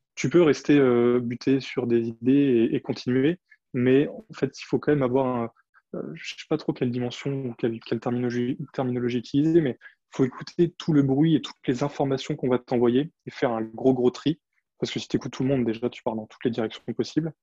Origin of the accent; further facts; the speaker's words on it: Champagne wine region, Grand Est, France; moved away; Je suis originaire du vignoble de la Champagne, donc j'ai grandi au milieu des vignes.